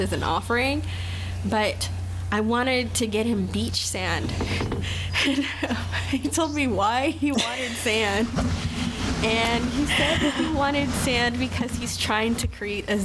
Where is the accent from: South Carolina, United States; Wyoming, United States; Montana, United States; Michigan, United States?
South Carolina, United States; Pawleys Island; now in North Carolina, United States; I'm from like Pawleys Island, South Carolina. That's where I was raised, not born.